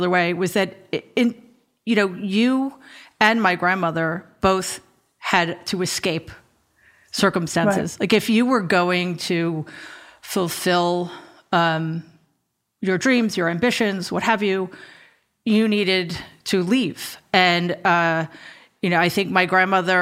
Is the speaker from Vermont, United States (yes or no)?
no; New York City, New York, United States; I grew up in Jamaica, Queens